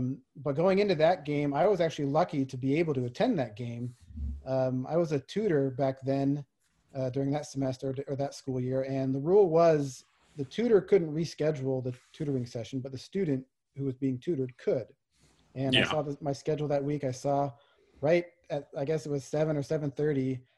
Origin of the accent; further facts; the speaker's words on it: Spokane, Washington, United States; Growing up in Spokane, Gonzaga is everything here.